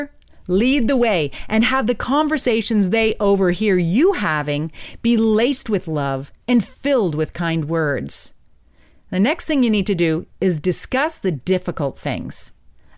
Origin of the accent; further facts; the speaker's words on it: Hamilton, Ontario, Canada; my hometown, Hamilton, Ontario